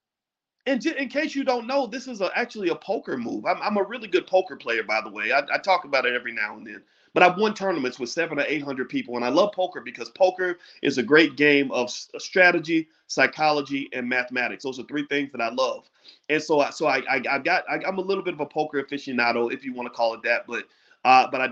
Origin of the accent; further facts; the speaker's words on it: Louisville, Kentucky, United States; when I was a little boy growing up in Louisville